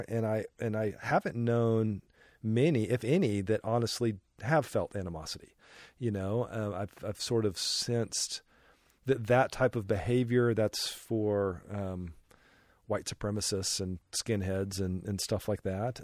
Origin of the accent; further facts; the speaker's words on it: Denver, Colorado, United States; I grew up a solidly middle class in the suburbs of Denver, Colorado